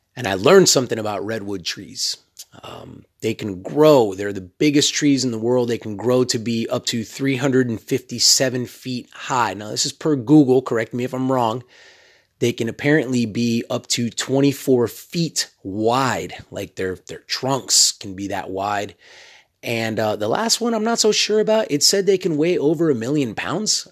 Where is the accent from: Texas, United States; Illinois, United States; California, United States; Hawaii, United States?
Texas, United States; I'm from Texas